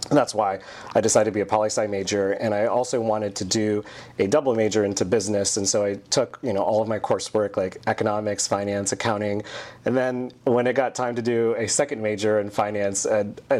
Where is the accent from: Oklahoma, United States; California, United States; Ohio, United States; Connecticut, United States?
Ohio, United States; Centerville; also born or lived in Dayton, Ohio; I'm originally from Southern Ohio, born and raised in Dayton, Ohio, grew up in Centerville, Ohio, went to Centerville High School.